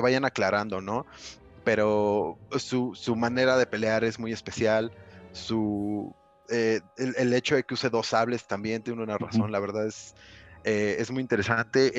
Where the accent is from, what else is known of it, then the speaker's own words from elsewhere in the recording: Cuautitlán Izcalli, State of Mexico, Mexico; De Coatlán, Iscali para el mundo.